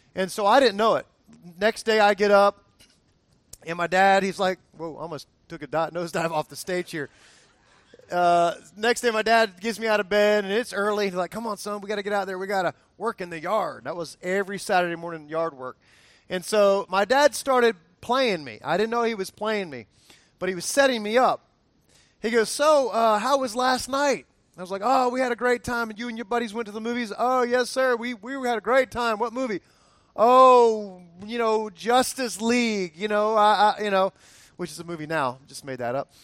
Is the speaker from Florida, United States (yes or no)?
yes; Fort Lauderdale, Florida, United States; I grew up in Fort Lauderdale area, Miami area